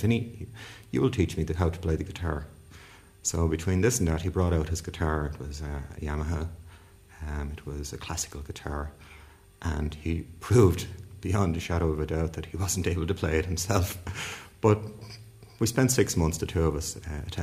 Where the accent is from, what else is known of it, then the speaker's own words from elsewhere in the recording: Dublin, Leinster, Ireland; I was born in Dublin a long number of years ago, longer than I'd prefer to say, but my parents were both from Belfast